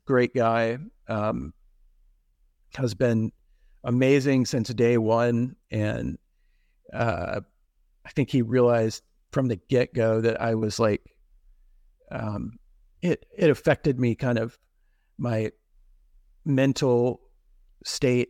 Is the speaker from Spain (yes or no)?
no; Texas, United States; now in Pittsburgh, United States; where I grew up in Texas